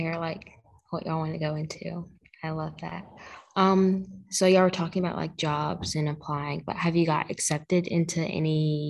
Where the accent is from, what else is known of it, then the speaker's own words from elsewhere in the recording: Huntsville, Alabama, United States; I'm from Huntsville too